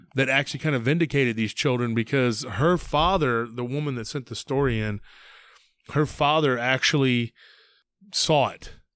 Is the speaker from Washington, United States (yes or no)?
no; near Lake Granger, Texas, United States; near my hometown, near Lake Granger